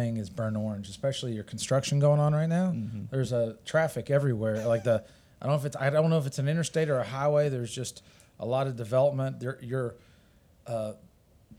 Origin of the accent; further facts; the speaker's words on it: Owensboro, Kentucky, United States; I am from Owensboro, Kentucky